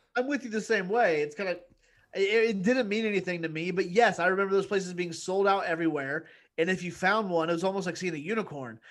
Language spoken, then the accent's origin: English; Indiana, United States; growing up in Indiana as, as a white kid